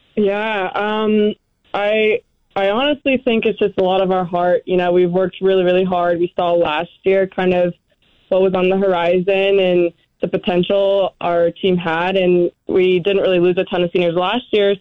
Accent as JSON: {"language": "English", "region": "Arizona", "country": "United States", "also_born_or_lived": "New Mexico", "moved": "as an adult", "lives_now": "Boise, United States", "said": "I am originally from Arizona."}